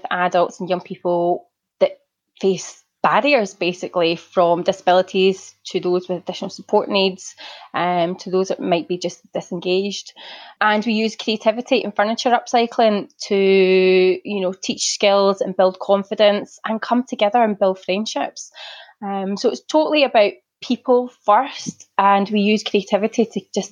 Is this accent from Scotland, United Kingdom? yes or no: yes; Glasgow, Scotland, United Kingdom; moved away; I'm from Glasgow originally.